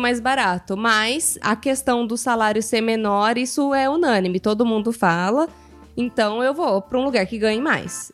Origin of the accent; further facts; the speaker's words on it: Brazil; moved away as an adult; now in Italy; eu sou brasileira